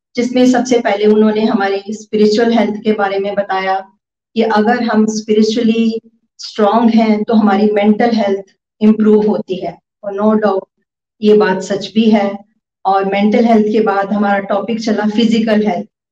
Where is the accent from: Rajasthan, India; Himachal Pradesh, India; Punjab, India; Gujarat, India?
Punjab, India; Pathankot; मैं पठानकोट से हूँ